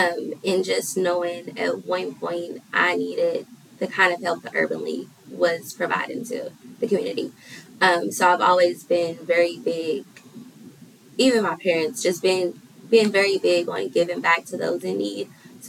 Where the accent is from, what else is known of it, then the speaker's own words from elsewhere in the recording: Louisville, Kentucky, United States; I grew up here in Louisville, Kentucky, all of my life. In the West End of Louisville, Kentucky, to be exact. I went to Butler High School. Yes, graduated in 2016.